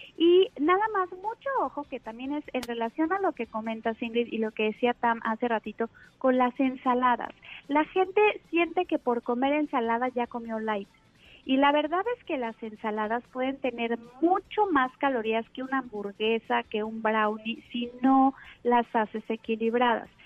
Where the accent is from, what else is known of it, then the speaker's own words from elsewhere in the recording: Mexico; Aquí en México, que estamos desde luego más influenciados pues por la alimentación rápida y, y de Estados Unidos